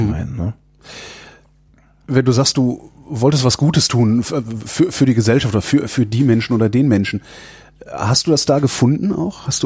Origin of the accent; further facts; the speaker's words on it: Berlin, Germany; Ich bin Berliner, genau.